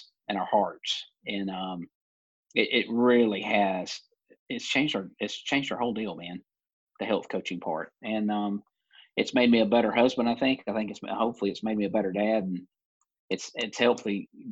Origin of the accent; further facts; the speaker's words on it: Alabama, United States; moved away as an adult; I grew up in Alabama, in the South